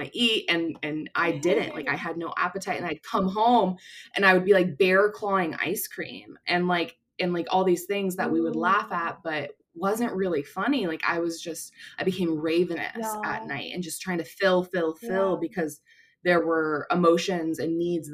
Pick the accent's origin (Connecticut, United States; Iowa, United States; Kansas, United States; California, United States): California, United States; Orange County; I grew up in Orange County.